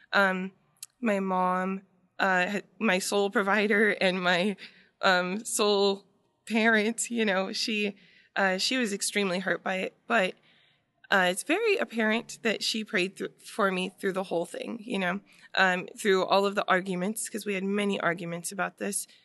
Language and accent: English; Waipahu, Hawaii, United States; also born or lived in Waianae; we ended up getting a place in Royal Kinnear that's a part of Waipahu